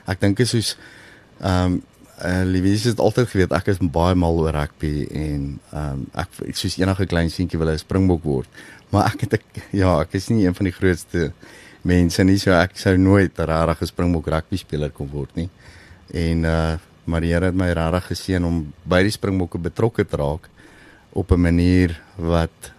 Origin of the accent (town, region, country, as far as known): South Africa; also born or lived in Lowveld, Mpumalanga